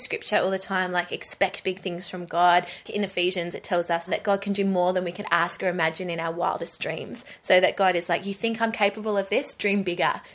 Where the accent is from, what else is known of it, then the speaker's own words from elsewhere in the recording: Gold Coast, Queensland, Australia; moved away as an adult; now in Perth, Australia; I grew up on the Gold Coast. We moved here when I was 3 years old